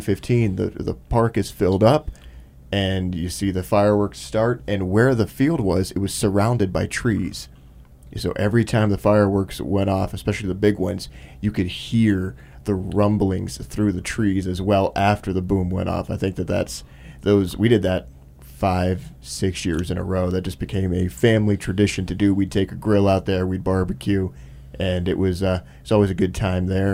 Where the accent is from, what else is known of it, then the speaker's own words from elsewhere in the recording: Michigan, United States; whenever I was growing up in Michigan